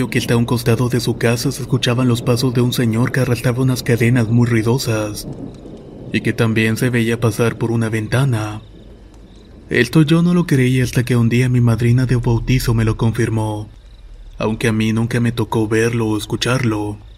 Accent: Saltillo, Coahuila, Mexico; Soy originario de Saltillo, Coahuila y estas son cuatro historias.

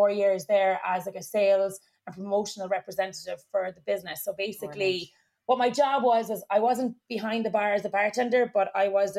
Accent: Ireland; accent: Irish; moved away as an adult; also born or lived in New York, United States; my Irish accent got a lot stronger

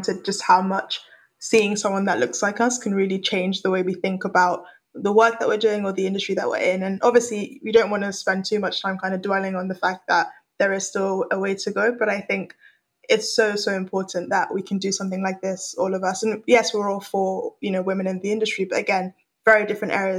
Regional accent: London, United Kingdom; also born or lived in Lagos, Nigeria; I moved from Nigeria to the UK when I was 7. And so I've had experiences growing up in Lagos, one of the largest cities in Africa, and very different experience to what I had in London when I moved when I was 7.

